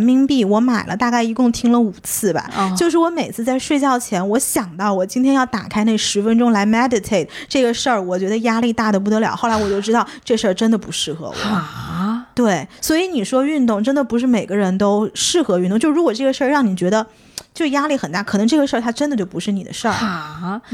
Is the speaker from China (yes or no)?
yes; China; moved away; 我刚刚出国的时候，我会发现国内，至少我小的时候，在头发上面花的时间、精力、金钱是特别少少的的